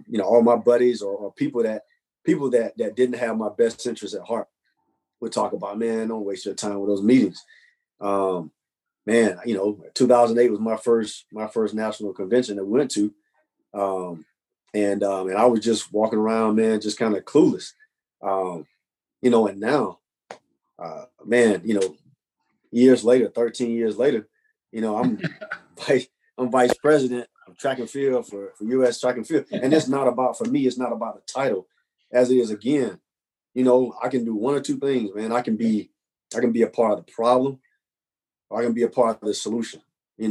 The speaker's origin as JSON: {"language": "English", "region": "North Carolina", "country": "United States", "moved": "as an adult", "lives_now": "Birmingham, United States", "said": "I'm not from Birmingham, I'm from North Carolina"}